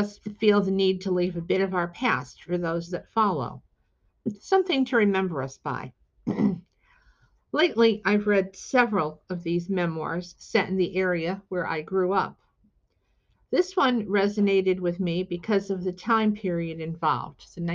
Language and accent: English; Shelton, Connecticut, United States; having grown up in the neighboring town of Shelton, itself an industrial town in Connecticut